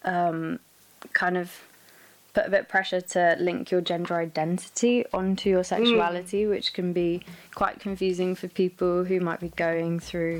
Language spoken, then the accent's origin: English; South Wales, United Kingdom; now in Leeds, United Kingdom; I'm from Wales, so South Wales